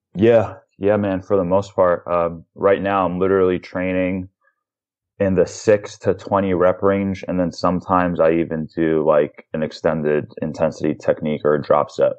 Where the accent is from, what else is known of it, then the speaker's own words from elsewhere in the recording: New York, United States; I'm a New Yorker. I'm from New York